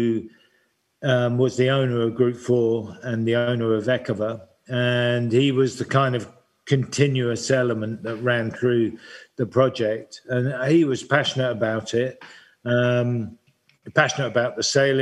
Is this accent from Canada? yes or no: no; United Kingdom; being British